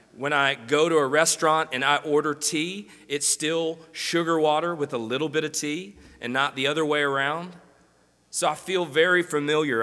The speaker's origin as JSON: {"language": "English", "town": "Greenwood", "region": "Mississippi", "country": "United States", "tie": "born or raised there", "moved": "yes", "lives_now": "Jonesboro, United States", "said": "I grew up in Greenwood, Mississippi."}